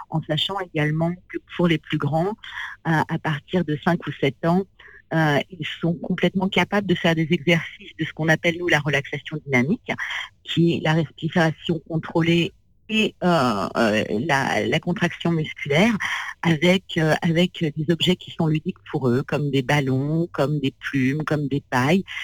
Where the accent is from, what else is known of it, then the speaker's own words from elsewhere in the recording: Gometz-le-Châtel, Île-de-France, France; Moi j'ai grandi dans dans un petit village qui s'appelle Gometz-le-Châtel, euh, dans la vallée de Chevreuse.